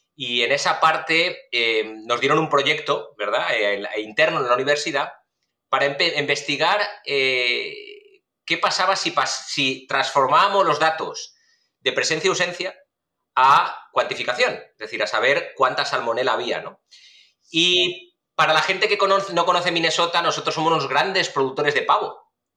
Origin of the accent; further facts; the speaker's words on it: Valencia, Valencian Community, Spain; moved away; yo soy de, Valencia, originario